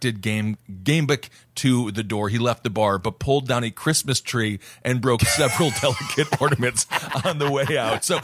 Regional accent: Wisconsin, United States; moved away; my home state of Wisconsin

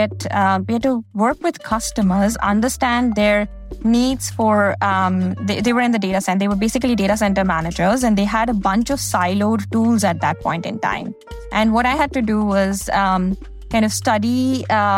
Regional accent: India; moved away as an adult; now in United States; I grew up in India and I did my undergrad in India.

